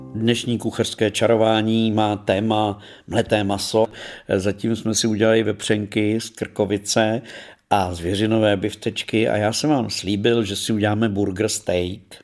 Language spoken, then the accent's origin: Czech; Czechia; populární tady u nás v Čechách